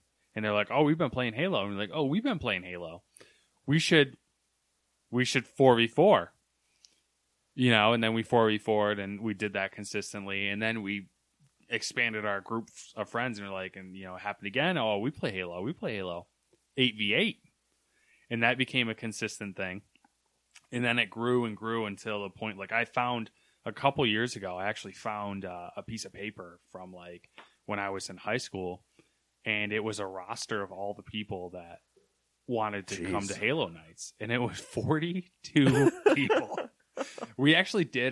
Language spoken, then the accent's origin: English; Camden, New York, United States; And I grew up in Camden